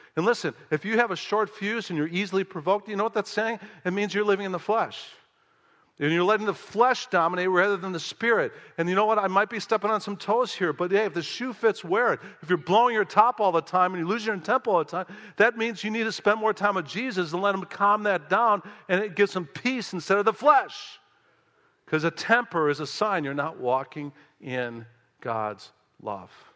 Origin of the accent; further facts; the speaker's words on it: Chicago, Illinois, United States; moved away as an adult; also born or lived in the American South; I'm from Chicago